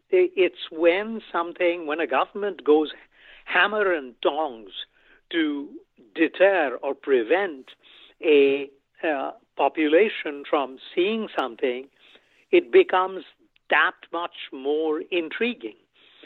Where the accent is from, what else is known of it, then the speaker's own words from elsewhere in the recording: West Bengal, India; now in United States; my home state of West Bengal